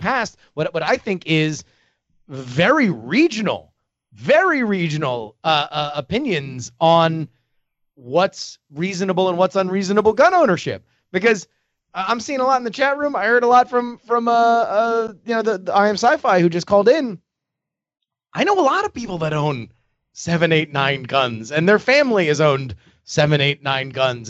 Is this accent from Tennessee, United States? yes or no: no; Florida, United States; moved away; I grew up in Florida, I did grow up with a gun in my house